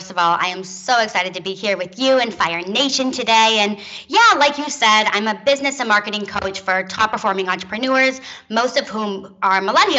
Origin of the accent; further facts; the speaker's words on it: California, United States; now in Tel Aviv, Israel; I'm originally from the San Francisco Bay Area, but when I graduated from college, I actually took a digital nomad route and moved to Tel Aviv, Israel, and started my business from there.